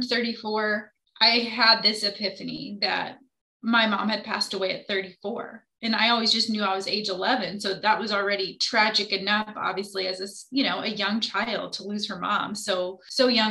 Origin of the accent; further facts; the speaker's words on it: Indianapolis, Indiana, United States; I am from Indianapolis